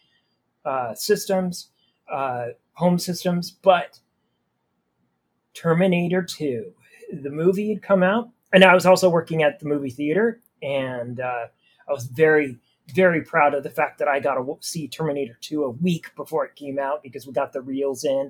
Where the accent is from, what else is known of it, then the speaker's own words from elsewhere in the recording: small town Idaho, United States; also born or lived in Oregon; I was born in Oregon in a bigger city, but then it was like my whole life was in small town Idaho.